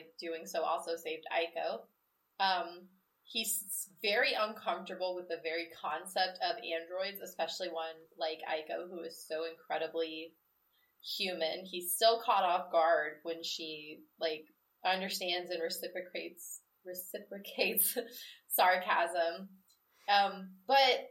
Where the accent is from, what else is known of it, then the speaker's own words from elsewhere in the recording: Midwest, United States; I'm from the Midwest, where you do get what's called a sun shower